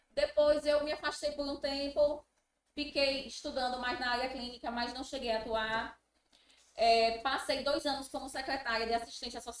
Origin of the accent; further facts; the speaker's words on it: Itabaiana, Sergipe, Brazil; nasci em Itabaiana, morei a vida toda em Itabaiana.